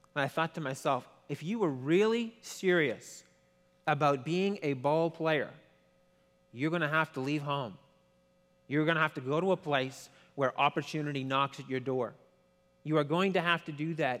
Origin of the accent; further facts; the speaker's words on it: Quebec, Canada; I don't speak French, but I'm from Quebec